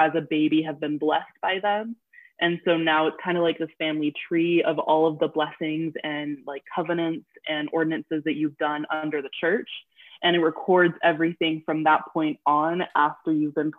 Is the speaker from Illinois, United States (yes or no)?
no; Utah, United States; also born or lived in Brazil; I grew up in Utah.